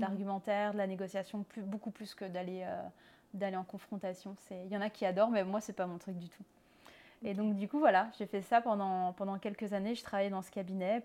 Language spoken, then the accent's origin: French; France; accent: French; moved away as an adult; also born or lived in Nancy, France; now in Montreal, Canada; Je suis française comme mon accent l'indique. je vis à Montréal